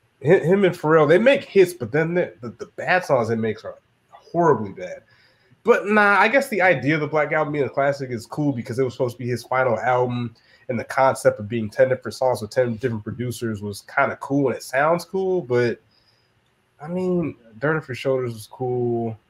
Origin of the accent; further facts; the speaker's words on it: the South, United States; I'm from the South too